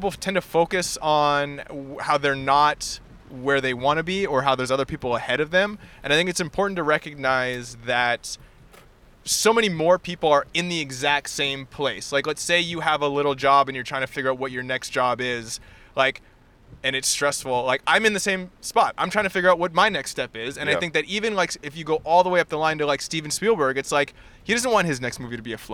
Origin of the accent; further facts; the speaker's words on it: Vancouver, British Columbia, Canada; moved away as an adult; I grew up in Vancouver.